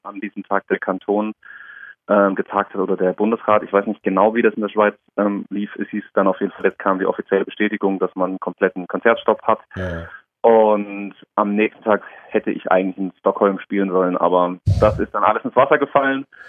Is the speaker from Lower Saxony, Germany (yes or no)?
no; Darmstadt, Hesse, Germany; now in Karlsruhe, Germany; von meiner Heimatstadt Darmstadt ist es schon eher eine Großstadt